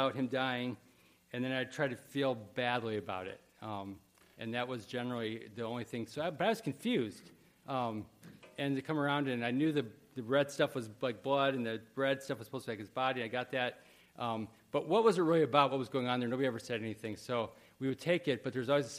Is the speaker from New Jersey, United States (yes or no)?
no; Wheaton, Illinois, United States; I grew up in Wheaton, Illinois, and there was a million churches there